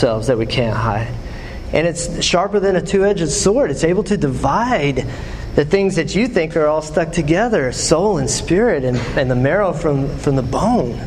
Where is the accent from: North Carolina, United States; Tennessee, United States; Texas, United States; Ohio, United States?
Texas, United States; West; now in Knoxville, United States; I'm from West Texas